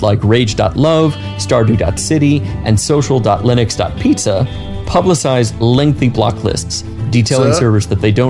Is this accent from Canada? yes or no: yes; Canada; I'm Canadian, I'm not really a very vocal person, I don't like confrontation